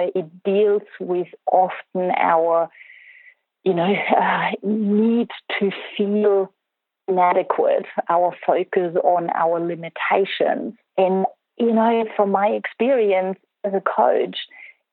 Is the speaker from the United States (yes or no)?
no; Germany; moved away; I grew up in Germany